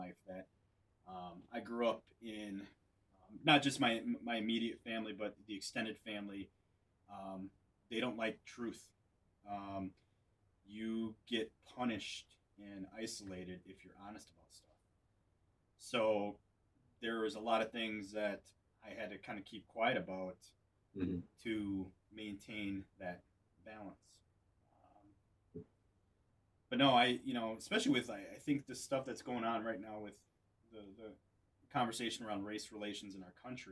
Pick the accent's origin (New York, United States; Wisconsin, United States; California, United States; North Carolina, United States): Wisconsin, United States; North Central; also born or lived in military bases; growing up in North Central Wisconsin